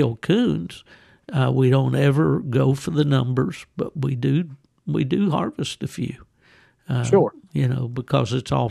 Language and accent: English; West Virginia, United States; coon season, squirrel season, what we call small game season in West Virginia